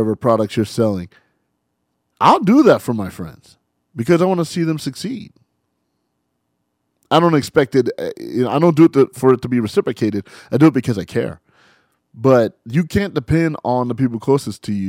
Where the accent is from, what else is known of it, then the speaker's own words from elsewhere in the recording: San Bernardino, California, United States; I grew up in San Bernardino, as everybody knows, 92404